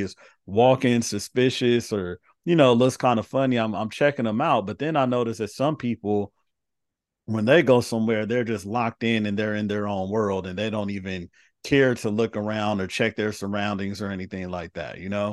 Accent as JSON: {"language": "English", "town": "Carson", "region": "California", "country": "United States", "tie": "born or raised there", "said": "I grew up in the inner city in L A. So, I grew up in Carson and I'm with the school in South Central."}